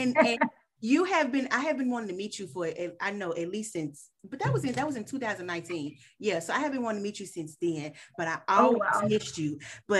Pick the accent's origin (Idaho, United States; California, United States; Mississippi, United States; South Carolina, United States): Mississippi, United States; moved away as an adult; now in Texas, United States; I'm originally from Mississippi. So I just moved to Texas 3 years ago.